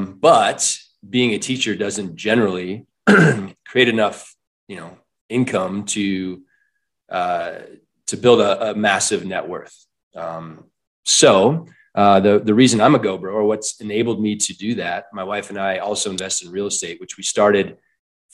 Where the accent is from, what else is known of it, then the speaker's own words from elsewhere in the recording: Iowa, United States; moved away as an adult; also born or lived in Michigan; now in Colorado, United States; I was born in Michigan, raised in Iowa